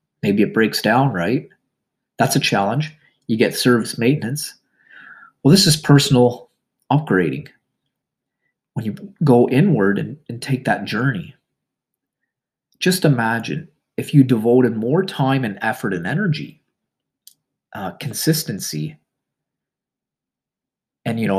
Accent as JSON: {"language": "English", "country": "Canada", "said": "I'm Canadian"}